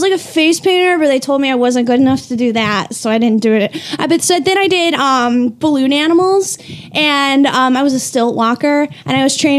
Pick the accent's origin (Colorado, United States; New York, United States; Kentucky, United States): Kentucky, United States; Campbellsville; moved away; also born or lived in Cincinnati; I'm from Campbellsville, Kentucky.